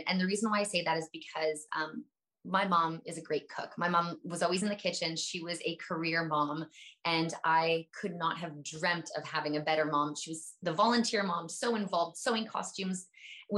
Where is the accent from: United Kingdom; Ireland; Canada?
Canada; I'm Canadian.